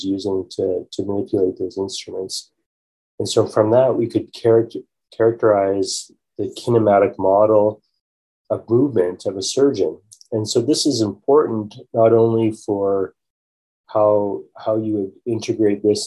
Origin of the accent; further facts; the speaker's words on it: Calgary, Alberta, Canada; I grew up in Calgary, Alberta